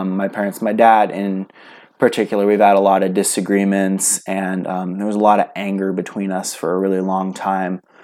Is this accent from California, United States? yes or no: yes; California, United States; now in Idaho, United States; I am from a little place in California known for garlic and artichokes and lots and lots and lots of marijuana. So a little coastal town, pretty much fits all the stereotypes, sandwiched between Silicon Valley and the ocean